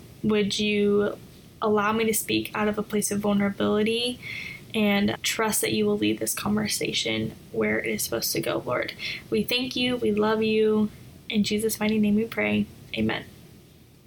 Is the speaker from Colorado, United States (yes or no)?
yes; Colorado, United States; moved away as an adult; now in Northern Virginia, United States; I am originally from Colorado. I was born and raised there. And I moved to the Northern Virginia area in 2013.